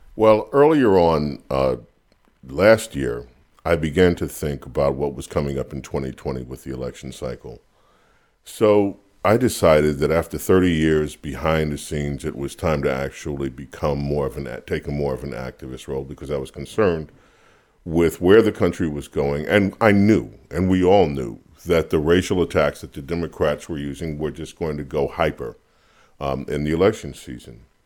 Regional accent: New York City, New York, United States; When I grew up in Queens, New York

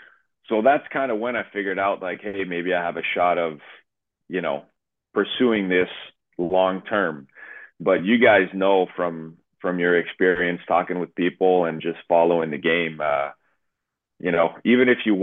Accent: Montreal, Quebec, Canada; I'm from Montreal. My mother's, you know, English.

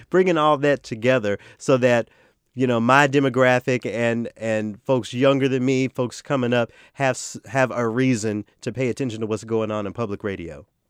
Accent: the South, United States; accent: Southern; I'm from the South

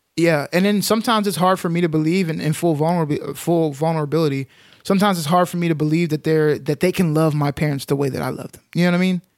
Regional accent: Dalworthington Gardens, Texas, United States; I grew up in Dalworthington Gardens, Texas

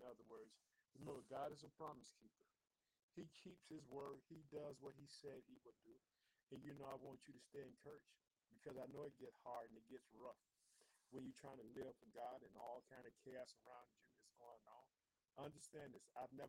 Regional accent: Illinois, United States; also born or lived in Chicago, Illinois; I'd like to thank the state of Illinois, which is my home state. I reside in the city of Chicago.

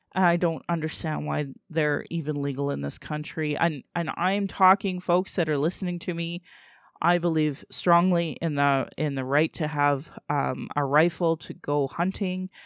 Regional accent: Calgary, Alberta, Canada; I was born in Calgary, or in Blackfoot, Mokinstus

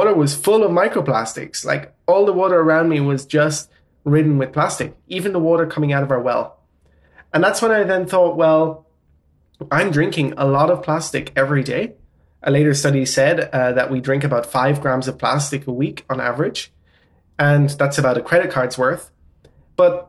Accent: Ireland; accent: Irish; now in Netherlands; I'm Irish. I have German and Portuguese parents, but grew up in Ireland. And yeah, I live in the Netherlands.

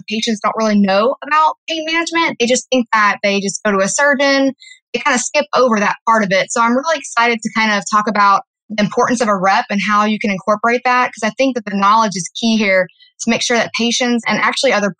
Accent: Louisiana, United States; moved away as an adult; now in Austin, United States; I'm originally from Louisiana

